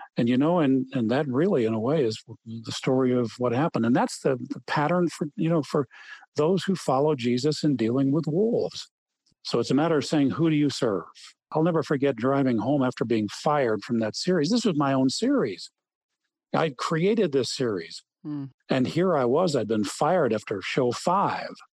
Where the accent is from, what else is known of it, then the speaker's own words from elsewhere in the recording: Wheaton, Illinois, United States; having grown up in Wheaton, Illinois